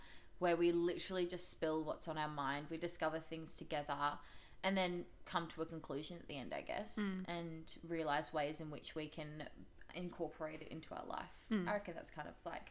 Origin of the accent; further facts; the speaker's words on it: Perth, Western Australia, Australia; moved away as an adult; now in Melbourne, Australia; I'm from Perth, so I did my first 2 years there and then moved to Melbourne for cheerleading